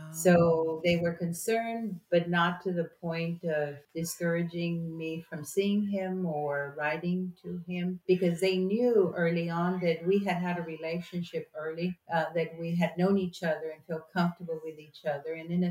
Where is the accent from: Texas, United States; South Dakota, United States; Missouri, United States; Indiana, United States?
Texas, United States; Laredo; we're from Laredo, it's hot and hotter, and we don't have, you know, moss or oak trees